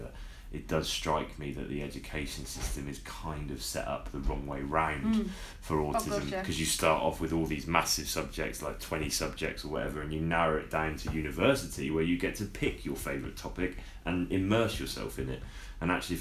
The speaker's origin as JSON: {"language": "English", "town": "Southampton", "region": "South East England", "country": "United Kingdom", "said": "I was from Southampton"}